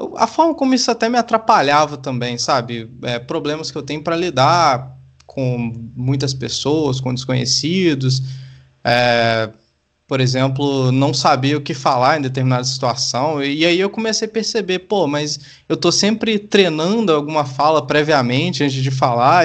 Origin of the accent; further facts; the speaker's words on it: Sete Lagoas, Minas Gerais, Brazil; eu cresci em Sete Lagoas